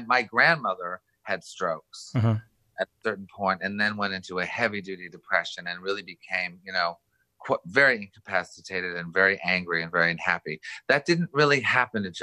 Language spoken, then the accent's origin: English; Montreal, Quebec, Canada; I was brought up in Montreal